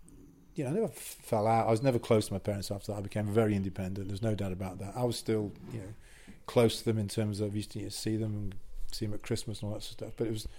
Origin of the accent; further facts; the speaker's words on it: Wales, United Kingdom; Wasn't even picked in the squad because one, I was from North Wales, I think, and two, most important, I was English, so I'm not picked.